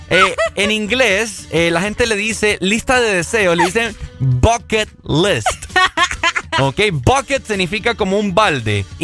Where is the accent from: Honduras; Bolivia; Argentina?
Honduras; ¿Cuáles son las cosas como seres humanos, o vamos a decirlo como hondureños también, cosas que hay que hacer antes de morirse?